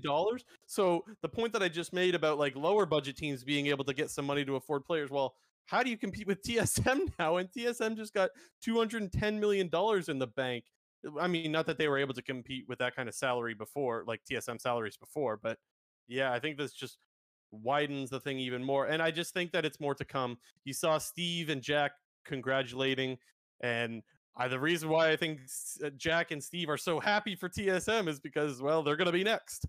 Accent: Canada; I'm Canadian

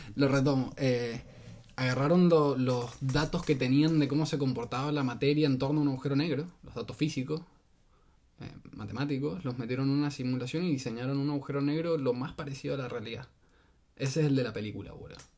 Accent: Mendoza, Argentina

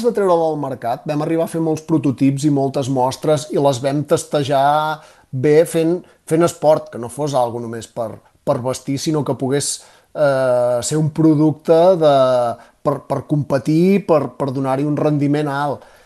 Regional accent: Catalonia, Spain; som catalans

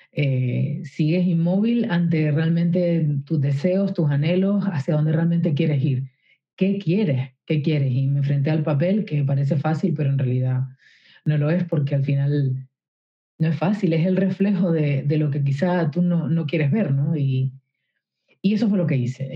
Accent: Canary Islands, Spain; yo soy de Canarias, de unas islas

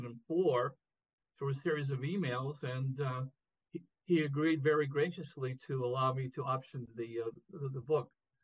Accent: Boston, Massachusetts, United States; I came from Boston, came from Irish immigrants

